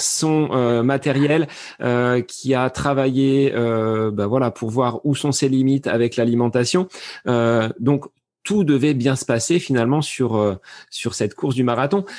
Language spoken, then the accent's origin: French; France; chez nous en France